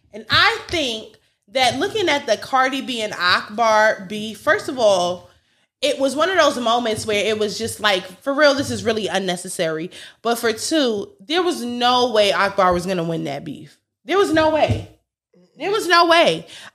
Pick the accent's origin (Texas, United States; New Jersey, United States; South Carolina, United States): Texas, United States; Bitch, I'm from Texas. Like, that's what I'm going to sound like.